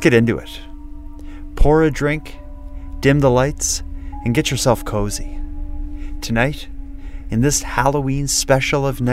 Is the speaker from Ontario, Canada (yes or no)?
no; Cape Breton Island, Nova Scotia, Canada; I'm from there